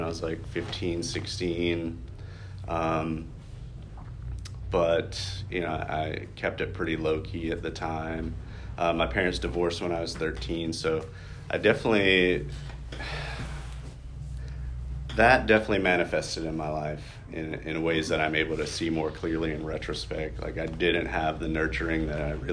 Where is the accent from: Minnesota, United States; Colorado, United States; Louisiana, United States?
Louisiana, United States; Lafayette; I am originally from Louisiana. I was born in Lafayette